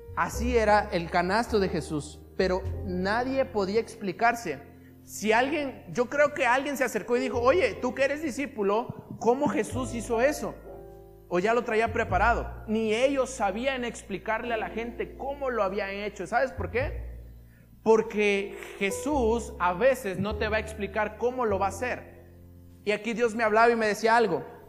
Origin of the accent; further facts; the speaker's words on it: Isla, Veracruz, Mexico; de donde somos nosotros, de Isla